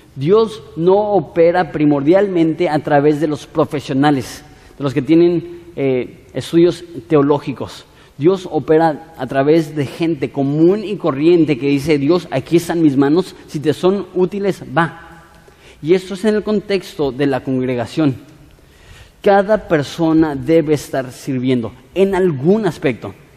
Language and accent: Spanish; Ensenada, Baja California, Mexico; Somos ciudadanos de Ensenada